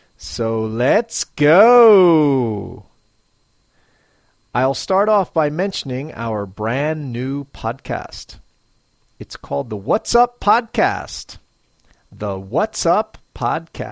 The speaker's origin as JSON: {"language": "English", "town": "Philadelphia", "region": "Pennsylvania", "country": "United States", "moved": "as an adult", "lives_now": "Matsumoto, Japan", "said": "I'm originally from Philadelphia, Pennsylvania, USA. I'm now a long way from home as I live in Matsumoto, Japan"}